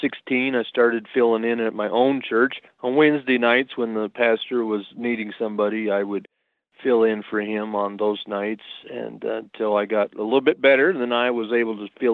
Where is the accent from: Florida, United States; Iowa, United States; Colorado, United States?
Colorado, United States; Rocky Ford; I grew up in Rocky Ford, Colorado. Started going to school there in fifth grade, all the way up through high school